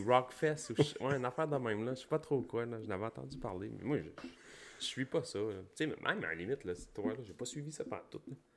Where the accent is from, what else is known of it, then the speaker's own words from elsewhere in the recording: Gaspésie, Quebec, Canada; On vient du fin fond de la Gaspésie, d'un rang